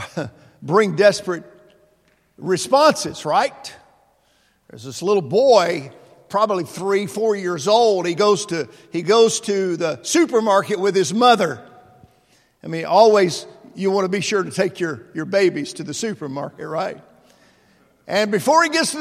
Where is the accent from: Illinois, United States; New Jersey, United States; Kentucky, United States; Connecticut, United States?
Kentucky, United States; Mayfield; moved away; my hometown of Mayfield, Kentucky